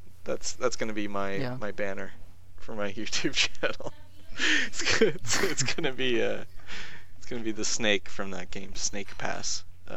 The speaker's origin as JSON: {"language": "English", "country": "Canada", "said": "I'm gonna say I'm Canadian more and try to make that like a thing."}